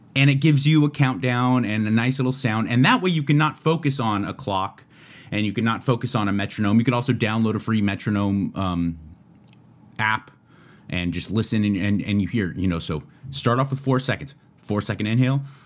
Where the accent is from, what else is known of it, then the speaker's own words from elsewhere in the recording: United States; I'm grateful to be an American.